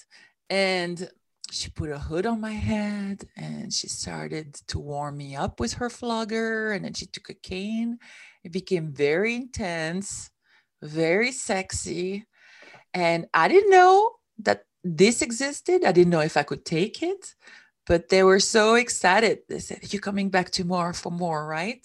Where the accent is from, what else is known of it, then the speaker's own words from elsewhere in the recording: Switzerland; moved away as an adult; now in United States; I came from Switzerland, which is where I come from